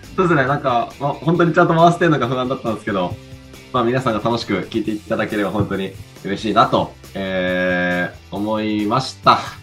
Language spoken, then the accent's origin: Japanese; Hokkaido, Japan; moved away; 北海道出身